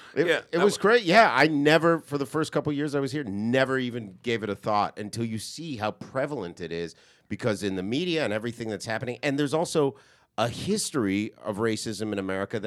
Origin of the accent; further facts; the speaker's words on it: Montserrat; I'm with Celeste. Where I was raised in Montserrat, this is what I was taught.